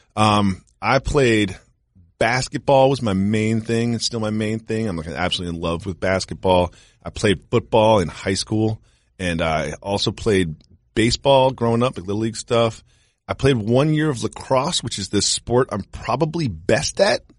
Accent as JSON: {"language": "English", "town": "Amherst", "region": "Massachusetts", "country": "United States", "tie": "born or raised there", "also_born_or_lived": "New York", "moved": "yes", "said": "I grew up in, um, Amherst, Massachusetts"}